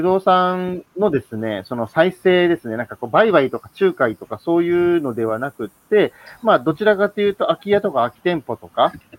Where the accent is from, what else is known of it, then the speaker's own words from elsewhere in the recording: Tokyo, Japan; also born or lived in Chuo, Tokyo / Takashimadai, Yokohama; now in Yokohama, Japan; 僕もだから中央区生まれで浅草で育って高島台に来て